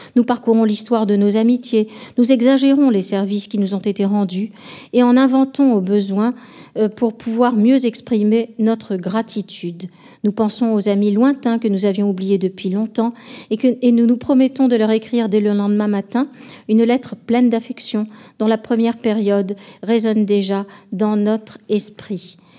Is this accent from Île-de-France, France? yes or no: no; Bordeaux, Nouvelle-Aquitaine, France; étant bordelaise, euh, j'ai été élevée dans une tradition